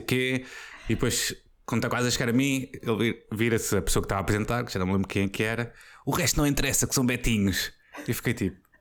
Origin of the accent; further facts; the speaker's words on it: Póvoa de Santa Iria, Lisbon, Portugal; Eu cresci na Póvoa de Santiria